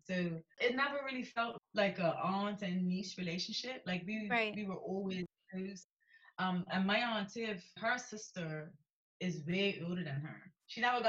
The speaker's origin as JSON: {"language": "English", "town": "St. George's", "country": "Bermuda", "tie": "born or raised there", "said": "I just had a typical Bermudian childhood. You know, it was amazing. I grew up in St. George's"}